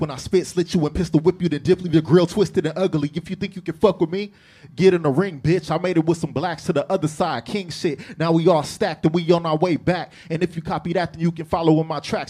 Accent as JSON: {"language": "English", "town": "Long Beach", "region": "California", "country": "United States", "said": "I'm from North Side, Long Beach"}